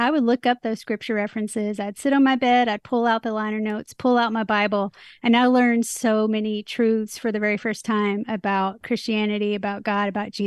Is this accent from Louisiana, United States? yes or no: no; Nashville, Tennessee, United States; I'm from Music City